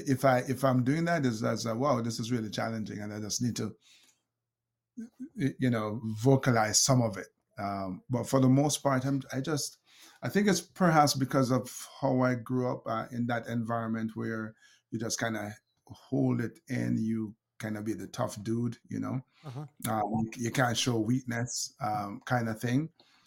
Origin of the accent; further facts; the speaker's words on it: Jamaica; She's from Grenada. I'm from Jamaica. And so we Jamaicans